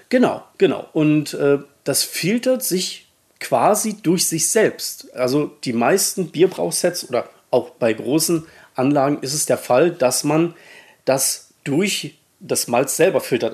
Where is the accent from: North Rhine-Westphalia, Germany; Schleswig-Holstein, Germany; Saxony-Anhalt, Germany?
Saxony-Anhalt, Germany; moved away as an adult; also born or lived in Baden-Württemberg / Middle Franconia, Bavaria; wo ich herkomme in Sachsen-Anhalt, also gebürtig